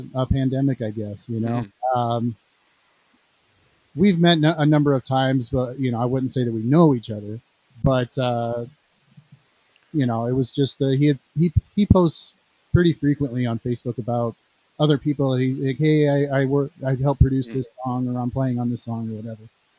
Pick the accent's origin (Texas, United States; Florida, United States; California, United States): California, United States; also born or lived in Illinois; now in Rock Island, United States; I live in Illinois, but I was born in California